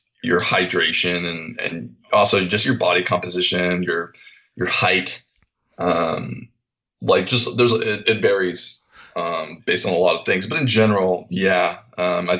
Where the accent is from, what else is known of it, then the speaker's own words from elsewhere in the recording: Seattle, Washington, United States; moved away as an adult; growing up in Seattle, right underneath the flight path for, you know, the aircraft